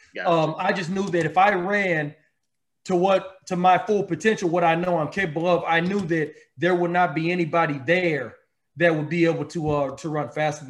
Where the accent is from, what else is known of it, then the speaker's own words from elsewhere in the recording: Austin, Texas, United States; in Austin, Texas, my hometown